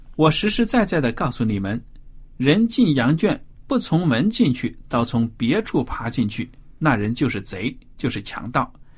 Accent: China; 我们中国人常说猫是奸臣

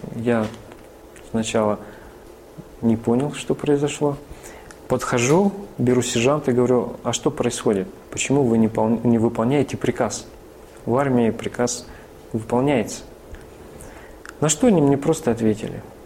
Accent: Northern Kazakhstan, Kazakhstan; also born or lived in Vladikavkaz / Rostov-on-Don; now in Tula, Russia; она моя землячка угу. северного Казахстана. Я родился в Казахстане

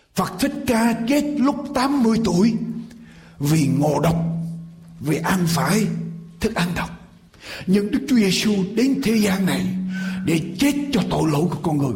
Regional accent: Vietnam

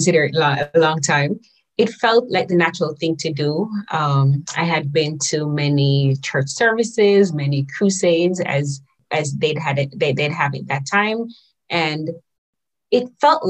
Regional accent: Saint Catherine, Jamaica; also born or lived in St. Ann, Jamaica; now in Japan; I was born in St. Anne. Maybe at about 4 or 5 years old or so, I moved, and my mom moved close to my aunt in St. Catherine

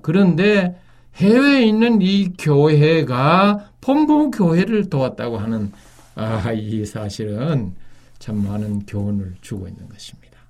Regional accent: South Korea; moved away; 저는 이제 외국에 그 오래 사는 동안에 여러 외국인 사람들이 우리 한국인들에게 이 접근해 왔습니다

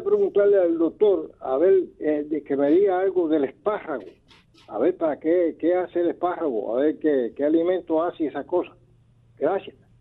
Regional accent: Dominican Republic; aquí en mi país

